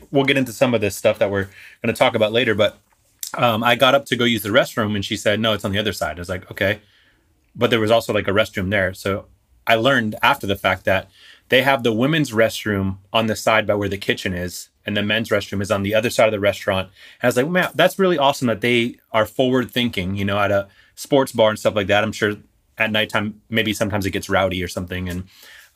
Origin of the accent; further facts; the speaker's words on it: South Florida, United States; we're from South Florida.